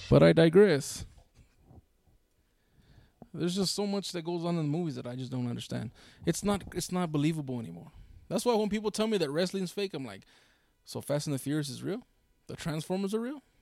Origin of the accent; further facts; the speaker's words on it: Brooklyn, New York, United States; I told him, yeah, I'm from Brooklyn. I grew up over there on 33rd and Exchange, over there, over there, off of uh, Brooklyn.